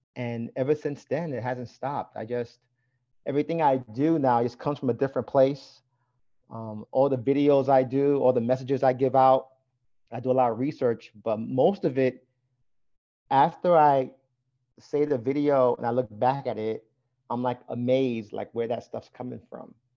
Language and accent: English; New York City, New York, United States; growing up in Brooklyn, New York, I was a seven-year-old boy